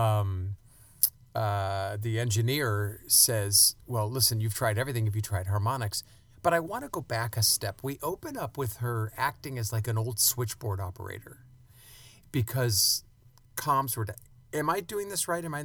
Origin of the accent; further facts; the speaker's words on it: outside New York, United States; I grew up outside in New York